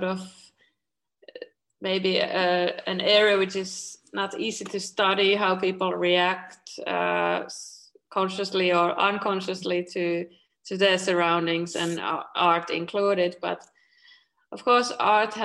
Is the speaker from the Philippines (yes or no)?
no; Espoo, Uusimaa, Finland; also born or lived in Helsinki; I grew up in Tapiola, Espoo, which is the neighboring city to Helsinki.